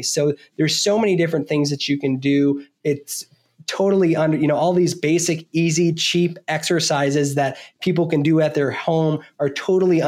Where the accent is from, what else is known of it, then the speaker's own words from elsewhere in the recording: Vermont, United States; I was born and raised in Vermont. I grew up on a small dairy farm.